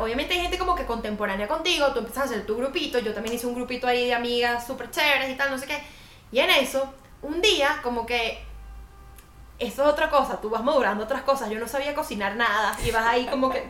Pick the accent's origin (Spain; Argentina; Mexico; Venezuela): Venezuela; moved away as an adult; now in Colombia; como venezolanos